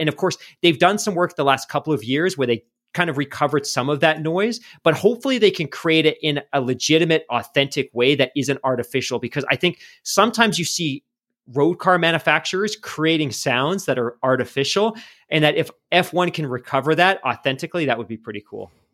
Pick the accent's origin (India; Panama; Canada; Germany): Canada; Vancouver, British Columbia; we're from Vancouver